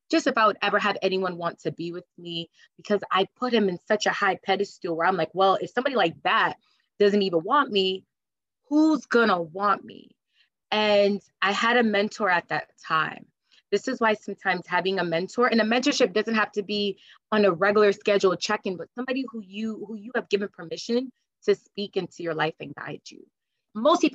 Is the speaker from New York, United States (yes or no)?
no; Connecticut, United States; moved away as an adult; now in New Jersey, United States; I grew up in Connecticut and I moved to New Jersey well over 8 years ago